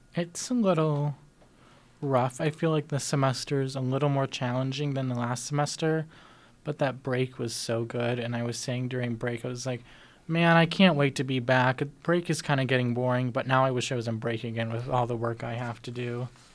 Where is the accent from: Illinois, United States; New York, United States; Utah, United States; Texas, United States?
Illinois, United States; Chicago; now in Tempe, United States; I'm not from here. I'm from Chicago.